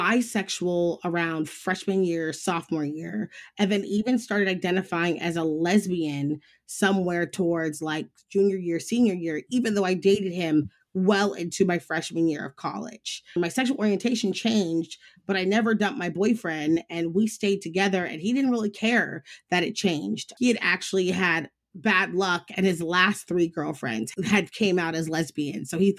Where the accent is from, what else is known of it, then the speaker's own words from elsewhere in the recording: Midwest, United States; now in Los Angeles, United States; Growing up in the Midwest was really odd. It was very stifling. I remember even one of the main reasons why I chose to move to Los Angeles was I wanted to live somewhere that fit me better.